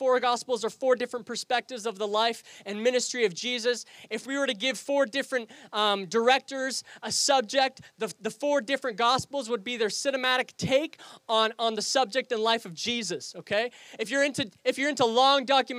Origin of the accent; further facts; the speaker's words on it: Canada; accent: Canadian; also born or lived in England; I moved here at the ripe old age of 2 years old